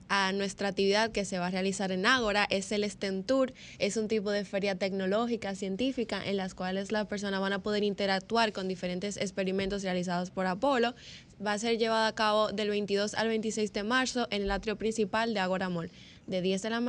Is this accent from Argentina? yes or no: no; San Cristóbal, Dominican Republic; Soy de San Cristóbal.